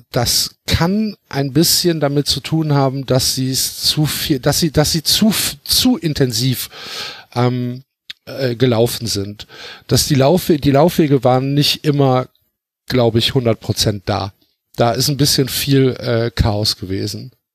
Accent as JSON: {"language": "German", "region": "Rhineland", "country": "Germany", "said": "ich komme ja aus dem Rheinland"}